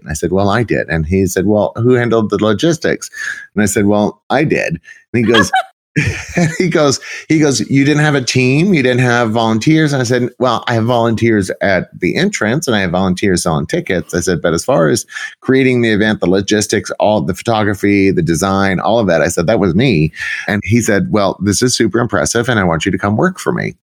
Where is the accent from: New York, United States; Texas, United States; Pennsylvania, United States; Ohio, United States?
Texas, United States; South; moved away as an adult; also born or lived in Arlington, Texas / Dallas, Texas / Palm Beach, Florida; I actually was born and raised in Texas, in South Texas, South at South, like as far south as you can get